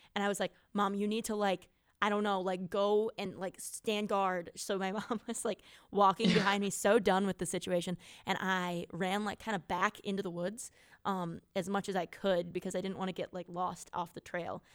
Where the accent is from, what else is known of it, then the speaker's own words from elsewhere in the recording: near Gibraltar Rock, driftless area of Wisconsin, United States; moved away; this place uh, that's sort of near my hometown that is called Gibraltar Rock